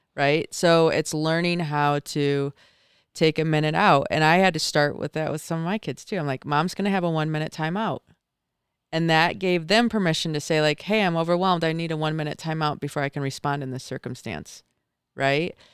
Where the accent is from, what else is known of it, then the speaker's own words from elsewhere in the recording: Michigan, United States; moved away as an adult; now in Park City, United States; I grew up in Michigan